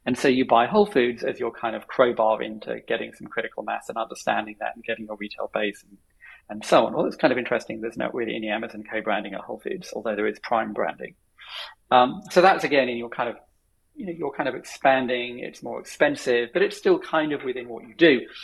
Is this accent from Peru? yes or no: no; United Kingdom; as a British person